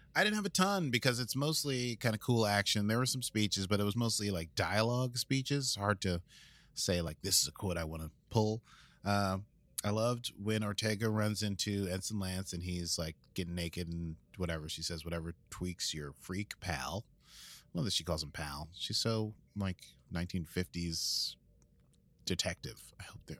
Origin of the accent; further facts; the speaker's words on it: United States; accent: American; My normal American accent